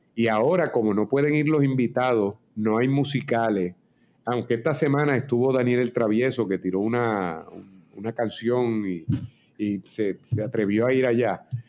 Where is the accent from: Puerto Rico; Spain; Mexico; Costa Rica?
Puerto Rico; los íbaros, nosotros